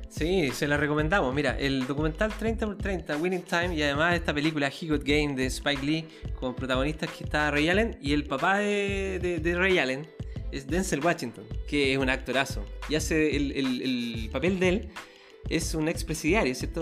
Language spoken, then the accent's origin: Spanish; Chile; yo soy chileno